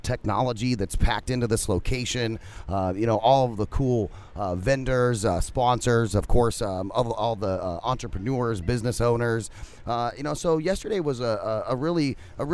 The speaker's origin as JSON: {"language": "English", "town": "Phoenix", "region": "Arizona", "country": "United States", "said": "We're from Phoenix"}